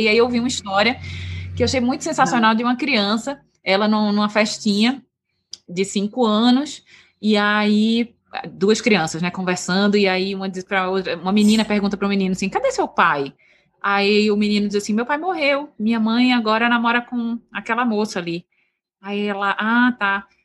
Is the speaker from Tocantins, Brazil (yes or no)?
no; Recife, Pernambuco, Brazil; moved away as an adult; also born or lived in São Paulo; Eu sou de Recife, a gente é de Recife